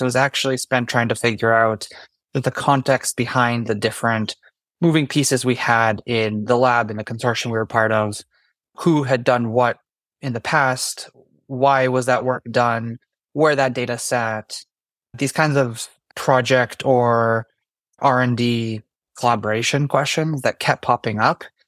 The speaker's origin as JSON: {"language": "English", "country": "Canada", "moved": "yes", "lives_now": "New York, United States", "said": "I'm actually Canadian. Normally, I'm based in New York, though"}